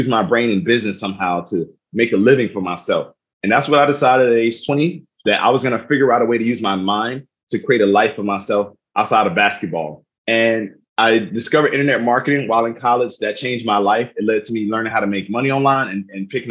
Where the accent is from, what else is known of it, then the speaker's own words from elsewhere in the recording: South Miami, Florida, United States; moved away; I'm originally from South Miami, Florida. Was born to a single mother, teenage mother, while my father was in prison.